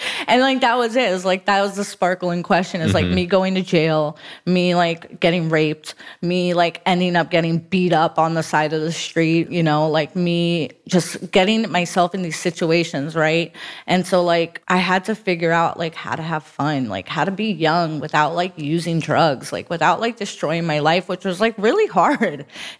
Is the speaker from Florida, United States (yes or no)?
yes; Broward, Florida, United States; also born or lived in Miami; I am from Miami, but I grew up in Broward.